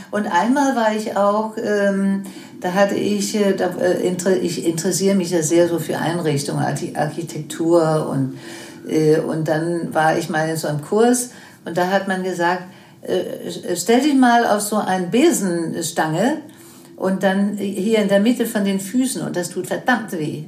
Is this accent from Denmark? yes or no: yes; Denmark; German is a second language; moved away as an adult; also born or lived in United States / Germany; ich dann zurückkam in meine Heimat Dänemark